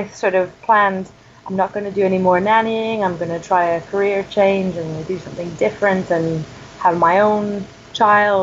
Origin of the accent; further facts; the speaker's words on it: Ontario, Canada; moved away as an adult; also born or lived in Twickenham, United Kingdom; I'm Canadian. I'm not from the States. I grew up in a small town in Ontario